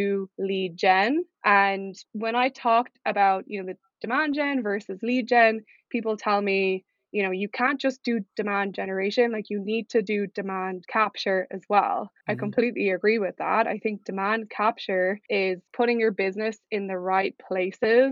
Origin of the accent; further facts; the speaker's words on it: Ireland; moved away as an adult; also born or lived in United States; I'm originally from Ireland. It's where I went to uni and grew up.